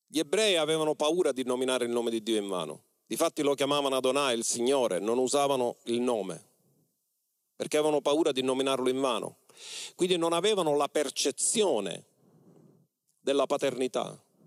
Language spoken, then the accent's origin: Italian; Mistretta, Sicily, Italy; moved away; Quando io ero al mio paese di origine mistretta